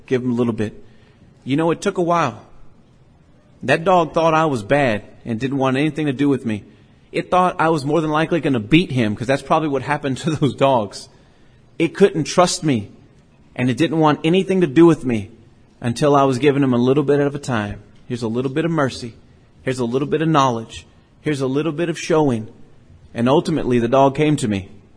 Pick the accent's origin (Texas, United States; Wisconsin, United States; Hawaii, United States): Texas, United States; Port Lavaca; I grew up on Schaffner Street in Port Lavaca, Texas